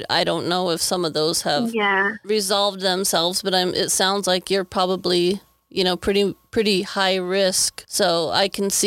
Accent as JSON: {"language": "English", "region": "Wyoming", "country": "United States", "tie": "born or raised there", "said": "I was born and raised in Wyoming, so I'm used to the small town life"}